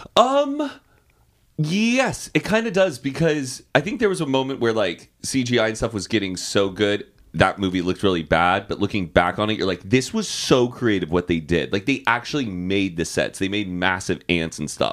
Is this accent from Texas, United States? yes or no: yes; Austin, Texas, United States; I'm from Austin